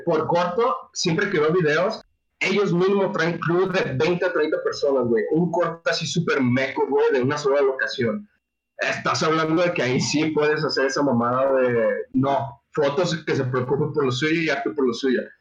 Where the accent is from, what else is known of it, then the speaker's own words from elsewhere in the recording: Mexico; somos mexicanos